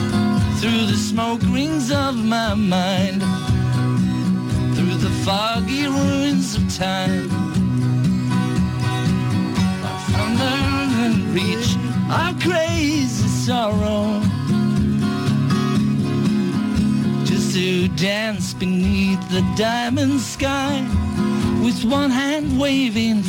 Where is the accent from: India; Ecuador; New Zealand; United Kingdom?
United Kingdom; England; as an English person